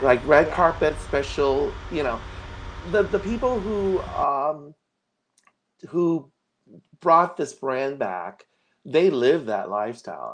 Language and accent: English; Los Angeles, California, United States; also born or lived in Hong Kong / Santa Barbara; I actually grew up here since I was like we came to America when I was four years old